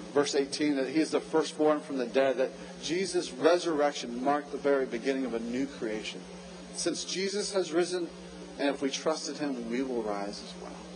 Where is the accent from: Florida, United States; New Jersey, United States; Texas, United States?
Florida, United States; Jacksonville; also born or lived in New Port Richey, Florida; I'm from Jacksonville, lived there until my college days